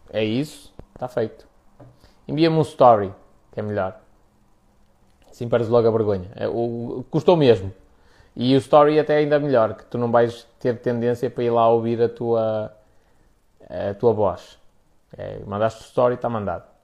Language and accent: Portuguese; Spain; Portuguese is a second language; olha, sou espanhol e eu quero-te fazer, quero perguntar aqui algumas coisas de cariz profissional